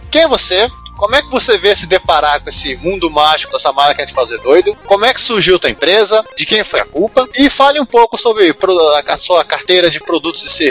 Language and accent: Portuguese; interior of Paraná, Brazil; moved away as an adult; also born or lived in Curitiba, Brazil; vim do interior do Paraná.